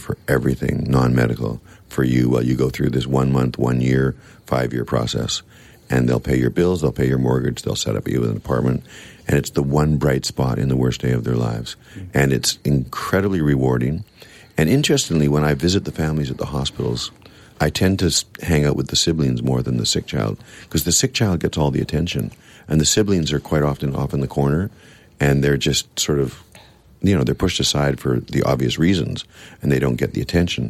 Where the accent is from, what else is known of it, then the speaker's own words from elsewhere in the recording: Victoria, British Columbia, Canada; I'm from Victoria, too